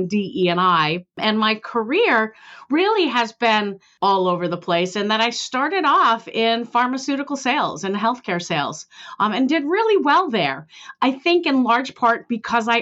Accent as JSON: {"language": "English", "town": "Billerica", "region": "Massachusetts", "country": "United States", "tie": "born or raised there", "said": "I grew up, you know, lower class, white lower class in Billerica, Massachusetts"}